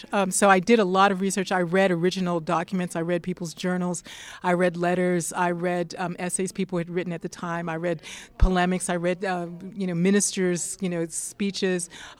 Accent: the Carolinas, United States; We have family mythology that there are Cherokees in our family because we're from the Carolinas where the Cherokees were.

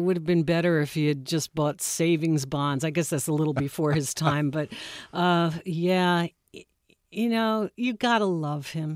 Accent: New York City, New York, United States; moved away; I'm from New York, and I teach a course at Georgetown

